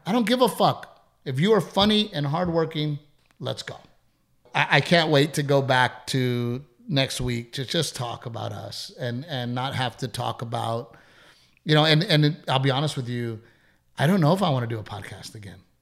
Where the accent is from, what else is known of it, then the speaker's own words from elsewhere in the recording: United States; I'm an American first.